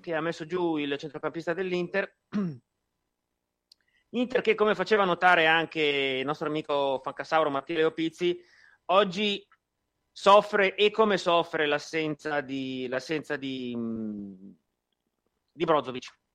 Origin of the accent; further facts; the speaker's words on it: Milan, Lombardy, Italy; Da milanese